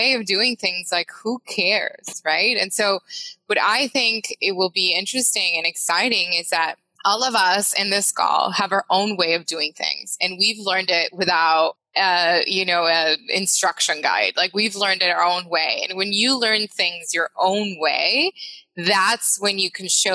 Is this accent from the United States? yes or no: no; Mexico; English is a second language; moved away; I'm from Mexico